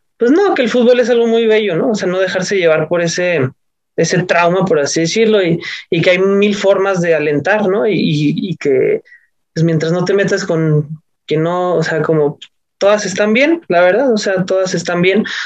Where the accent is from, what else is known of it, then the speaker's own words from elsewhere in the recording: Mexico City, Mexico; yo soy del DF